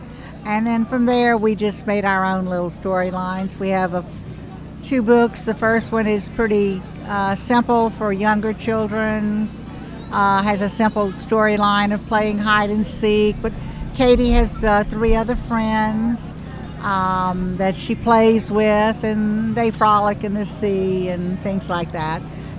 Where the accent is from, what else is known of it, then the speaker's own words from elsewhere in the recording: Cottonport, Louisiana, United States; I'm originally from Cottonport, Louisiana.